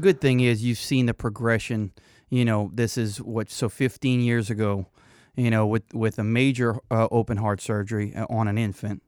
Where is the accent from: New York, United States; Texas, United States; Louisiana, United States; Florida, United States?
Louisiana, United States; Cajun; accent: Cajun; being Cajun